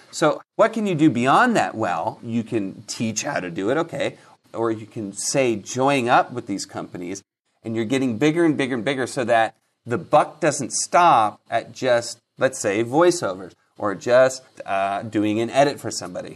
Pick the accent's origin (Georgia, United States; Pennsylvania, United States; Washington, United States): Washington, United States; Seattle; now in Los Angeles, United States; I was born in Seattle.